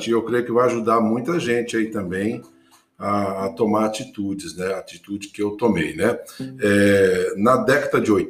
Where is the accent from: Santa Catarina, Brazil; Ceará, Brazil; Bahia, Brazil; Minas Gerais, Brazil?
Bahia, Brazil; Batinga; born there; Eu tenho hoje 56 anos, em fevereiro farei 57, e nasci numa vilinha chamada Batinga, distrito do município de Itaém, Bahia, no sul da Bahia.